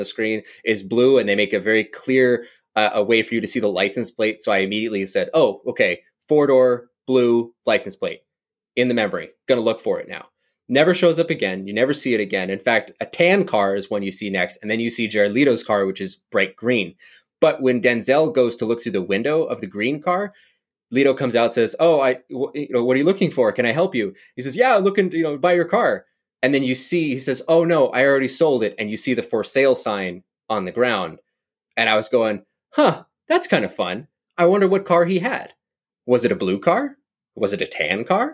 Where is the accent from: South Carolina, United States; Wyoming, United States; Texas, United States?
Wyoming, United States; I'm from Wyoming